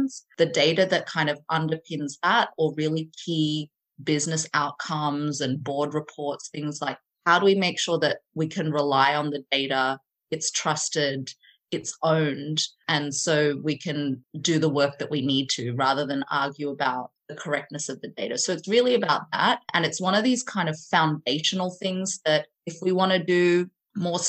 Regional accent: Sydney, New South Wales, Australia; moved away as an adult; now in London, United Kingdom; I grew up in Sydney, Australia, and now have been living in London for the last 12 or 13 years.

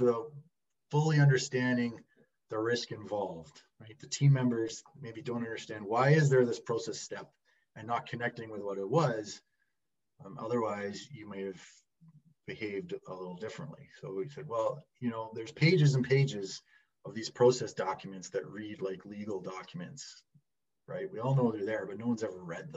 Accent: Calgary, Alberta, Canada; I'm from Calgary, Alberta

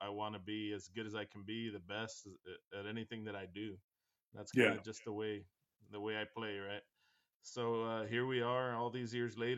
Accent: Weslaco, Texas, United States; We opened up our first butcher shop here in my hometown of Weslaco, Texas

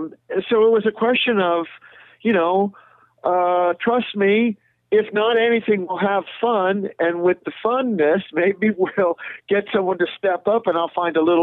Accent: Southern California, United States; born and raised in Southern California

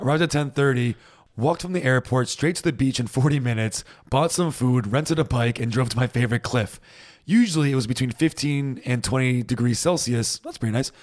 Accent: United States; now in Germany; I'm American

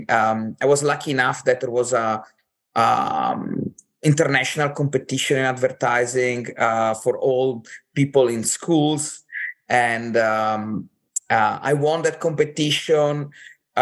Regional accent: Cortina d'Ampezzo, Veneto, Italy; moved away; I'm from Italy originally. I grew up in this little town called Cortina d'Ampezzo

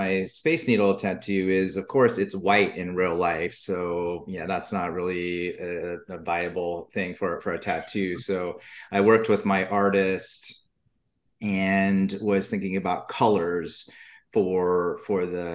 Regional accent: Seattle Tacoma area, Washington, United States; growing up in the Seattle Tacoma area

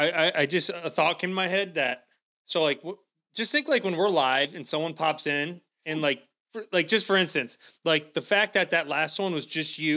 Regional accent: Dubuque, Iowa, United States; born there; I was born in Dubuque. Am I from Dubuque?

